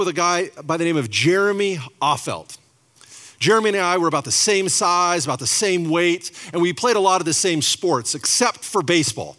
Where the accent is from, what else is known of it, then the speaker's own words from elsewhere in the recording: Spokane, Washington, United States; we're from Spokane, Washington